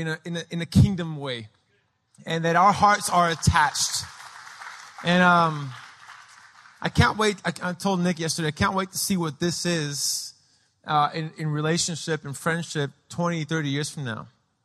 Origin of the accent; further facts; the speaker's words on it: Lima, Peru; also born or lived in San Diego, United States; Obviously, I'm a big, tall gringo. I was born in San Diego. I claim San Diego as where I'm from, but I grew up in Lima, Peru.